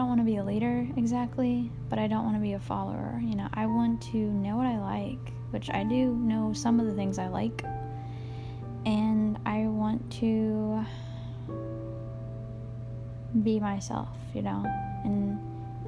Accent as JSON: {"language": "English", "region": "Georgia", "country": "United States", "tie": "born or raised there", "moved": "yes", "lives_now": "Kentucky, United States", "said": "I grew up in Georgia. And I am 25 years old. Female. I live here now. In Kentucky."}